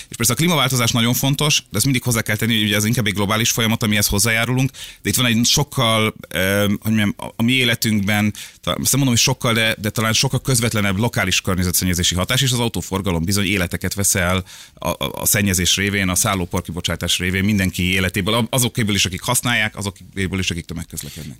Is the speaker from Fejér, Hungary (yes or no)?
no; Budapest, Hungary; Én a, ugye második kerületben nőttem föl, és ott a, akkor még Moszkva téren